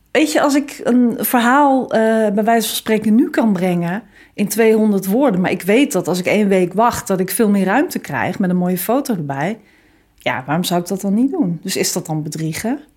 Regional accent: Groningen, Netherlands; maar ik kom uit Groningen, hoor. ik woon in de stad.

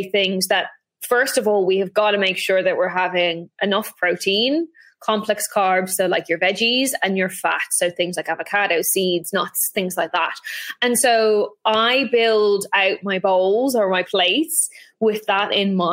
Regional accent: Ireland; I grew up in Ireland

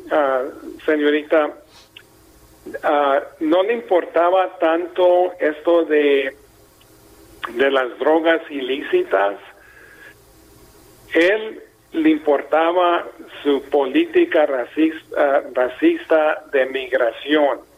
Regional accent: Mexico; Yo soy mexicano 100%

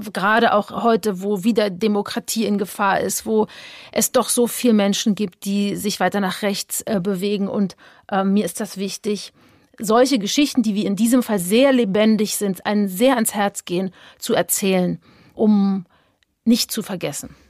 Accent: Berlin, Germany; ich bin ja in Ostberlin groß geworden

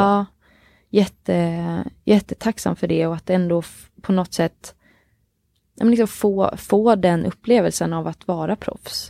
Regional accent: Oskarshamn, Kalmar County, Sweden; jag är uppväxt i Oskarshamn i Småland

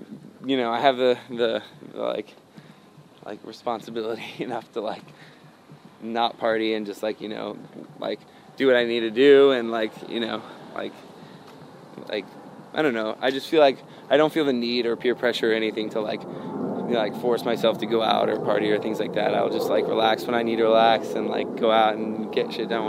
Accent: the South, United States; I mean, growing up in the South, I couldn't quote a whole Bible verse

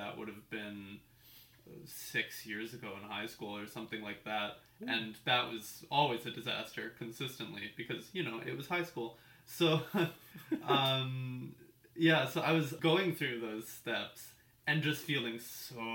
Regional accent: Port Moody, British Columbia, Canada; also born or lived in North Vancouver / West Vancouver; I grew up here. I think I was born in North

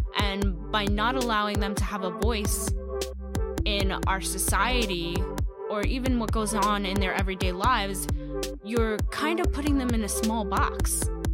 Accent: New York City, New York, United States; I hail from Brooklyn, New York

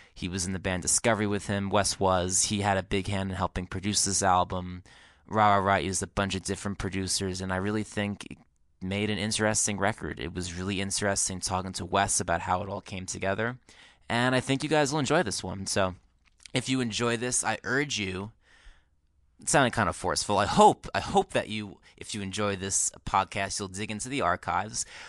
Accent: Woodbridge, New Jersey, United States; We're both from New Jersey. We both grew up there

